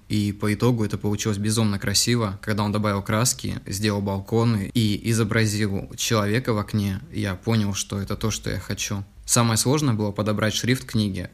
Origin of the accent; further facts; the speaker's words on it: Yakutsk, Sakha Republic, Russia; из города Якутска. Это мой родной город